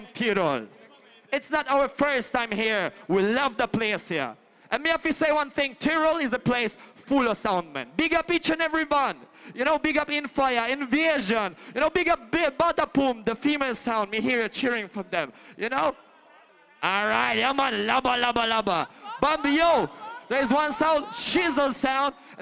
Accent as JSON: {"language": "English", "country": "Poland", "said": "we come from Poland. And we represent Eastern Europe proudly"}